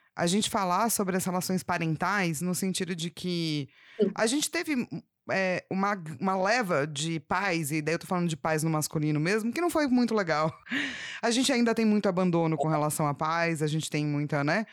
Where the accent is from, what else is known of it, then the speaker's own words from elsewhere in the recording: São Paulo, Brazil; eu nasci na Avenida Paulista